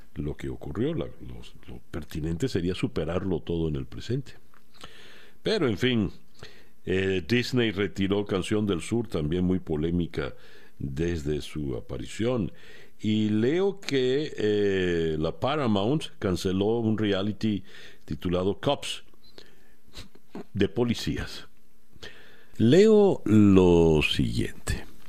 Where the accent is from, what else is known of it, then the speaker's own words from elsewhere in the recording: Venezuela; now in Miami, United States; a mí como venezolano